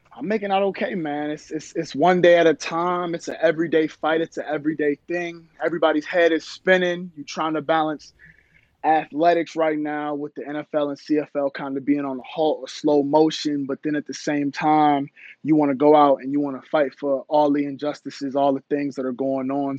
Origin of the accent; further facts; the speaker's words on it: Baltimore, Maryland, United States; also born or lived in Howard County, Maryland / Jamaica (ancestry); I'm from Baltimore, Maryland originally, went to school in Howard County, Maryland